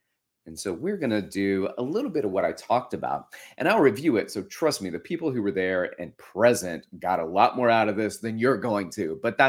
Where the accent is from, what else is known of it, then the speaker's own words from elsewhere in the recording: Florence, Alabama, United States; our old wooden chairs that were around our dinner table at my home that I grew up in Florence, Alabama, where my folks still live.